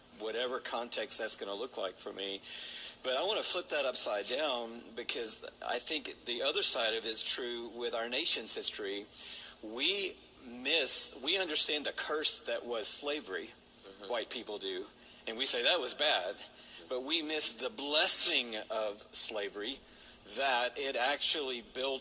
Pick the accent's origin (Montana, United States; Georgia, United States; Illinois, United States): Georgia, United States; Atlanta; The blessing of the curse that happened generationally that allowed me to grow up in Atlanta